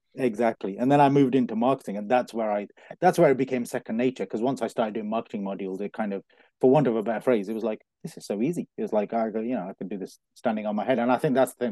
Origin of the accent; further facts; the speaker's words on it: Coventry, West Midlands, United Kingdom; moved away as an adult; also born or lived in London; I was born in Coventry, born and bred in Coventry.